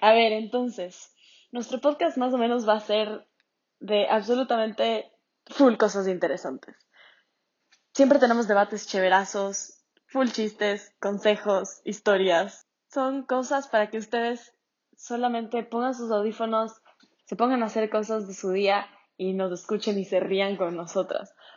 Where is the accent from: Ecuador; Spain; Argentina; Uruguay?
Ecuador; nosotras somos de Ecuador.